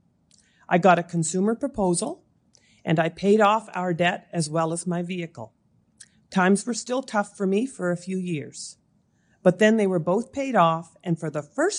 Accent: Amherst, Nova Scotia, Canada; also born or lived in Moncton, New Brunswick; I was born and raised in Amherst, Nova Scotia

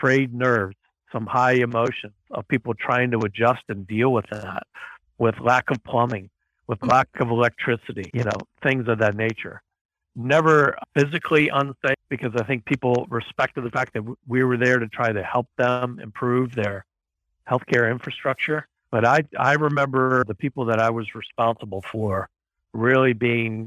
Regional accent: Baltimore, Maryland, United States; moved away as an adult; also born or lived in Ethiopia / United Arab Emirates; back in my hometown is Johns Hopkins University, Johns Hopkins Medicine

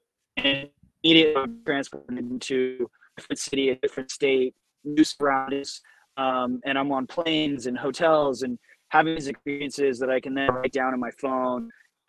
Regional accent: Southern California, United States; I'm from Southern California. So like we grew up on, you know, like West Coast hip hop.

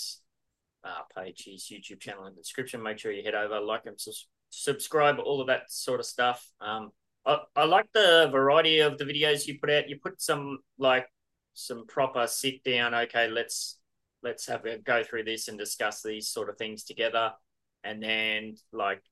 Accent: Australia; I'm Australian

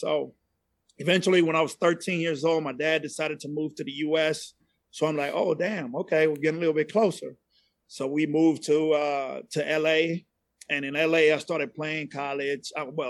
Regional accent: Panama; accent: Latin; first language Spanish; English is a second language; also born or lived in Panama City, Panama; now in Dallas, United States; So I'm originally from Central America. I'm from Panama originally. Still fluent in Spanish. That was my first language. Every now and then you can hear an accent come out. It is not a Dallas accent. It's a Latin accent, right?

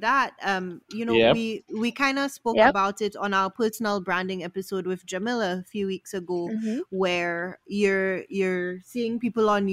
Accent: St. Lucia; my dad is Guyanese, but I grew up in St. Lucia

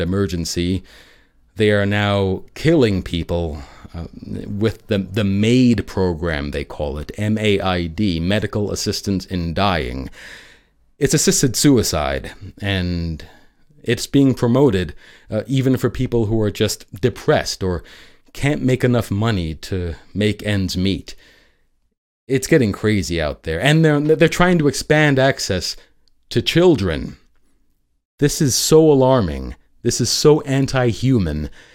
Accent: New York City, New York, United States; New York City, my hometown

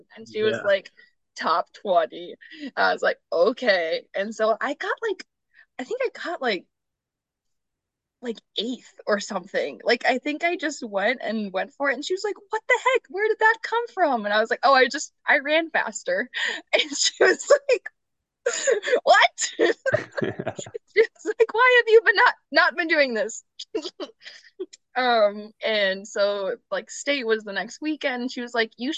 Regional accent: Mayville, North Dakota, United States; moved away as an adult; growing up in North Dakota

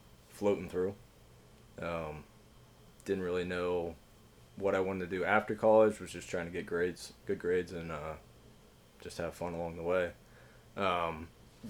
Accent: Cincinnati, Ohio, United States; I grew up in Cincinnati

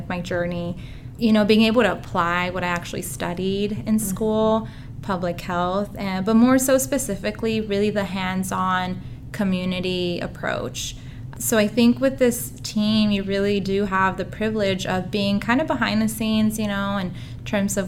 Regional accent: Southern California, United States; moved away as an adult; now in Oregon, United States; I'm actually originally from Southern California. So Oregon is somewhat new to me

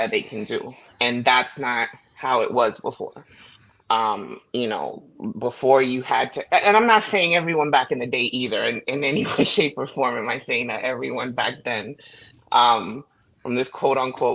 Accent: Florida, United States; I'm from Florida

